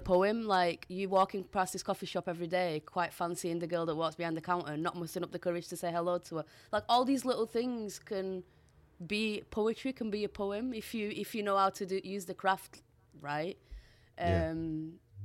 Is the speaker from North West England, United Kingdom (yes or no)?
yes; Bolton, North West England, United Kingdom; accent: Boltonian; first language Portuguese; English is a second language; also born or lived in Portugal; growing up here in England as a Portuguese migrant